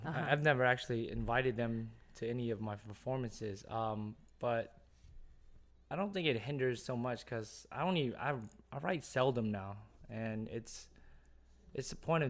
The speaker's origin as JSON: {"language": "English", "region": "Louisiana", "country": "United States", "tie": "born or raised there", "said": "And I come from the West Bank, which is not even, I wouldn't say New Orleans"}